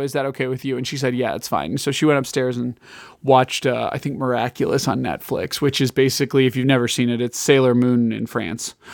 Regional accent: Lake County, Illinois, United States; also born or lived in Kansas; now in Johnson County, Kansas, United States; in the northern suburbs of Illinois, I grew up in Lake County.

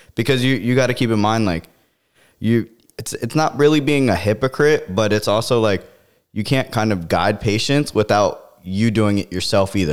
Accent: Florida, United States; growing up in Florida

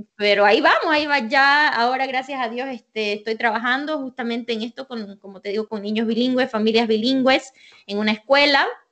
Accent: Santa Cruz de la Sierra, Santa Cruz, Bolivia; moved away as an adult; now in United States; yo soy de Bolivia, de Santa Cruz, Bolivia

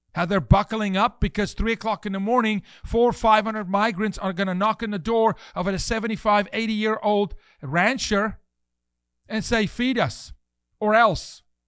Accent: South Africa; now in United States; I'm from South Africa

